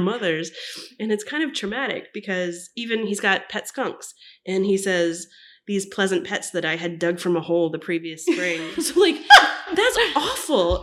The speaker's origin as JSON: {"language": "English", "town": "Orlando", "region": "Florida", "country": "United States", "moved": "yes", "said": "I'm from Orlando"}